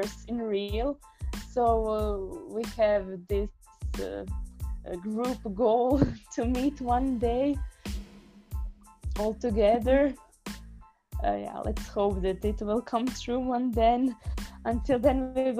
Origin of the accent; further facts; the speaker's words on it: near Đurđevački Pijesci, Koprivnica-Križevci County, Croatia; English is a second language; This desert is actually near my hometown, near place where I grew up. It's called the Đurđevački Peski